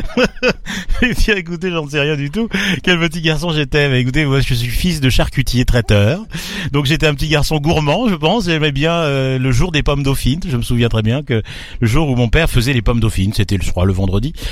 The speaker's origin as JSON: {"language": "French", "area": "Beauce", "region": "Centre-Val de Loire", "country": "France", "tie": "born or raised there", "also_born_or_lived": "Tours / Paris", "moved": "yes", "said": "je suis né euh, dans, le au cœur de la Beauce, dans les blés, euh, et ensuite j'ai migré vers la Touraine, Tours"}